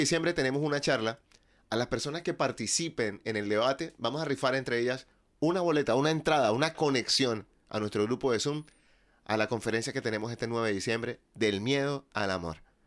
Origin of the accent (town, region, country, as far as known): Colombia